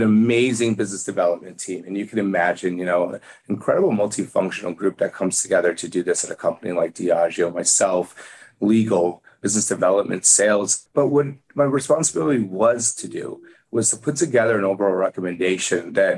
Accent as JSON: {"language": "English", "town": "Chicago", "region": "Illinois", "country": "United States", "tie": "born or raised there", "also_born_or_lived": "Arkansas", "moved": "as an adult", "lives_now": "New York City, United States", "said": "I was a kid from Chicago"}